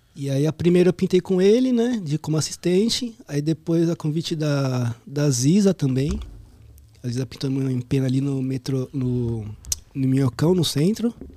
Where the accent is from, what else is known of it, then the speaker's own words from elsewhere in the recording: São Paulo, Brazil; Sou lá do Ipiranga. Ipiranga. Zona Sul ali, próximo do metrô Sacomã